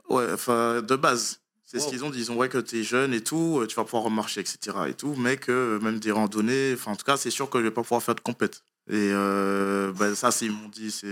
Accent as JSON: {"language": "French", "country": "Martinique", "tie": "born or raised there", "moved": "yes", "said": "je viens de Martinique. J'ai commencé euh, les sports de combat là-bas"}